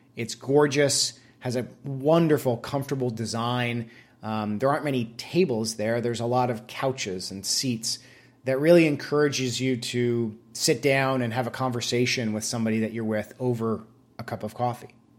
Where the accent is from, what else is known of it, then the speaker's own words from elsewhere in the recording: Vermont, United States; moved away; I went back to my home state of Vermont to visit some family and to go to my brother's wedding. I moved out of Vermont a good fifteen years ago or so